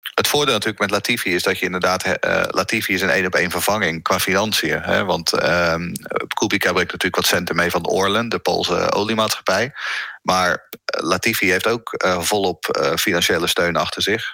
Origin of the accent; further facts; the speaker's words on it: Netherlands; wij zijn Hollanders